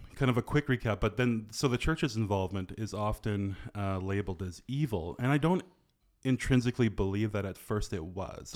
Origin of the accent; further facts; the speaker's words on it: reserve near Fort St. John, British Columbia, Canada; like my hometown, like I was born on the original reserve of my great-grandfather